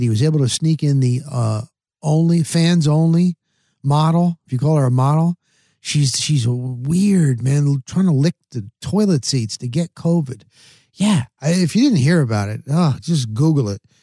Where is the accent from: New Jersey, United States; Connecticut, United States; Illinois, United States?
New Jersey, United States; moved away; also born or lived in Denver, Colorado; I grew up in New Jersey